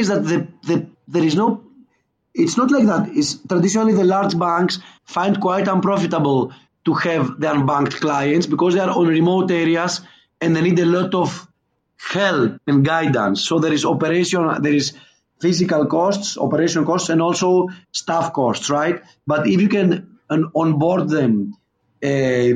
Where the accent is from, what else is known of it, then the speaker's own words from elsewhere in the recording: Skiathos, Thessaly, Greece; now in Lagos, Nigeria; I'm originally from Greece, and the place where my family comes from is the island of Skiathos, where they made the Mamma Mia movie. So as you can imagine, my hometown is a very touristic place